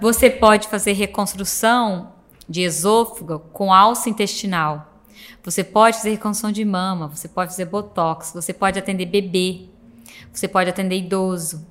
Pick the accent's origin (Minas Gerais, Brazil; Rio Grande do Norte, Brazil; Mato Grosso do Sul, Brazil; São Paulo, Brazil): Minas Gerais, Brazil; Cássia; moved away; minha cidade é muito pequena, sou de uma, uma cidade do interior de Minas, chama Santa Rita de Cássia